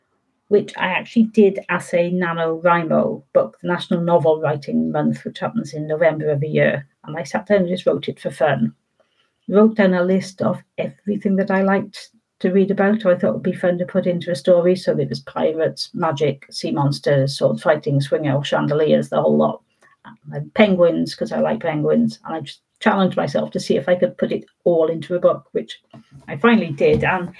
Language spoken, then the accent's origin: English; Wales, United Kingdom; I wasn't thinking about myself being Welsh at all in those books, to be honest.